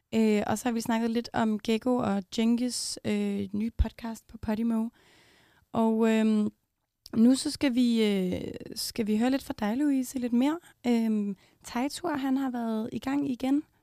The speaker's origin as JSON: {"language": "Danish", "town": "Copenhagen", "region": "Capital Region of Denmark", "country": "Denmark", "said": "Jeg var selv fra Amager."}